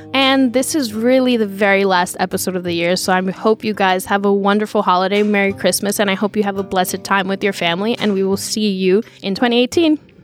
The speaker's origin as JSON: {"language": "English", "town": "New York City", "region": "New York", "country": "United States", "said": "I'm a Dominican from the Bronx"}